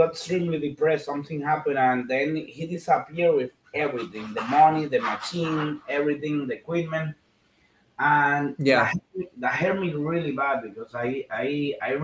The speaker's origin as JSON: {"language": "English", "country": "Dominican Republic", "tie": "born or raised there", "said": "I was born in Dominican Republic and the Caribbean."}